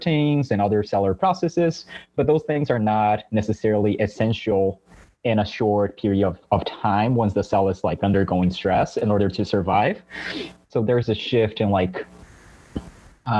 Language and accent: English; São Paulo, Brazil; English is a second language; moved away as an adult; now in Stanford, United States; I was born and raised in Brazil, in São Paulo specifically